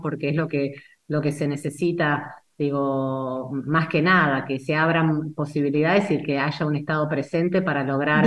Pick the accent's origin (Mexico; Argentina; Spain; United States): Argentina; el tango nos define como, como sociedad, como, como argentinos